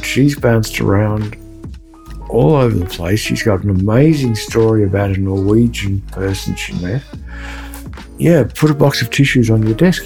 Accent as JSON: {"language": "English", "town": "Melbourne", "region": "Victoria", "country": "Australia", "tie": "born or raised there", "said": "my hometown, Melbourne, Australia"}